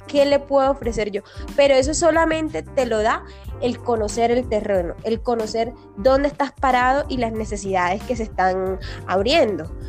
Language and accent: Spanish; Caribbean coast of Colombia, Caribbean Region, Colombia; now in Bogotá, Colombia; yo soy una costeña en Bogotá